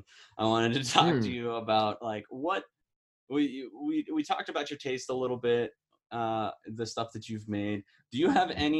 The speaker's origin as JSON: {"language": "English", "region": "Midwest", "country": "United States", "moved": "yes", "said": "I'm from the Midwest originally."}